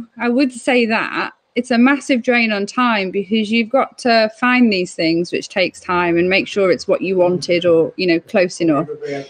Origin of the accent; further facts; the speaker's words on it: England, United Kingdom; I'm English.